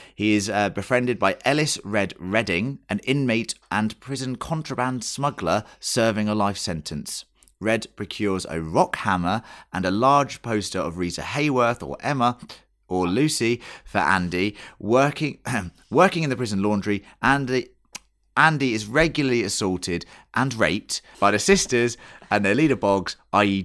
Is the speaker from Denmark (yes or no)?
no; England, United Kingdom; we're English